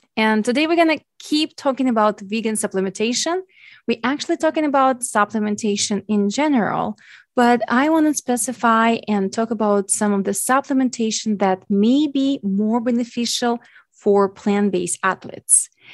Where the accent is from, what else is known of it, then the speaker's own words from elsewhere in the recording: Ukraine; English is a second language; as English being my second language, I am Ukrainian